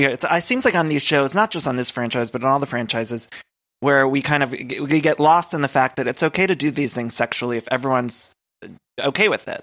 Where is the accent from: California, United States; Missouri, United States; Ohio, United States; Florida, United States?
Ohio, United States; I'm from Ohio too